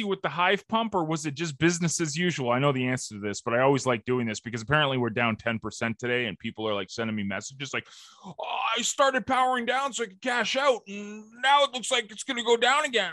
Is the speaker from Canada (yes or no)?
yes; Canada; I'm the Canadian